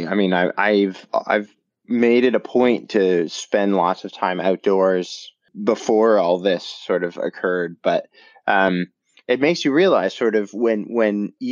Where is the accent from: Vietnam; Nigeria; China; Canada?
Canada; I grew up in Canada. I did my undergraduate there at McMaster University in Hamilton